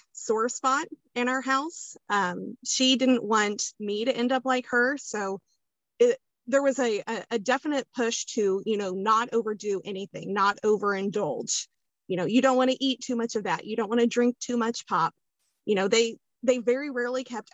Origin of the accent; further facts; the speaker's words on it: Kansas, United States; I am from Kansas